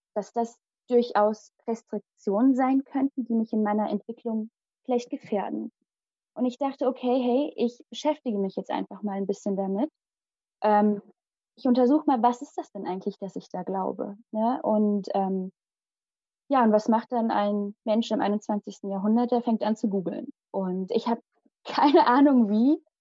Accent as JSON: {"language": "German", "town": "Limburg an der Lahn", "region": "Hesse", "country": "Germany", "tie": "born or raised there", "also_born_or_lived": "India / Hünfeld, Germany", "first_language": "Malayalam", "moved": "as an adult", "said": "Und geboren und aufgewachsen bin ich in Limburg"}